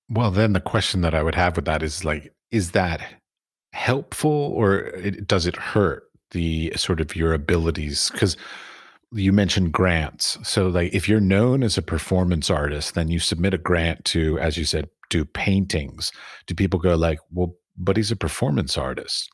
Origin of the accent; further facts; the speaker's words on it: United States; being an American